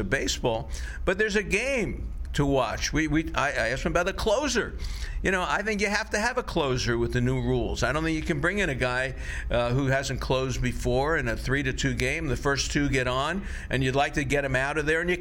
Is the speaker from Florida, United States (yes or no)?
yes; Florida, United States; I grew up in Florida